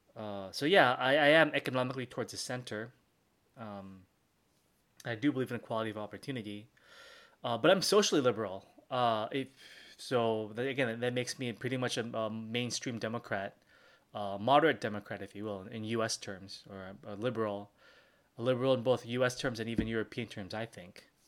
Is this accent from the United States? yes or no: no; Philippines; I'm from the Philippines.